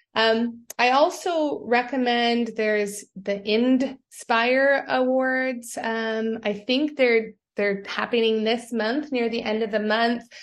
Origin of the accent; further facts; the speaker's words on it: Sault Ste. Marie, Ontario, Canada; moved away; also born or lived in Wabaseemoong First Nation / Six Nations of the Grand River; I grew up in Sault Ste. Marie